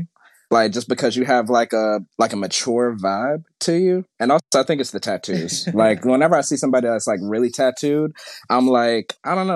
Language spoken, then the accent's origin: English; Florida, United States; also born or lived in Hawaii; now in Atlanta, United States; I'm from Florida, and I was born in Hawaii. I've never been to Hawaii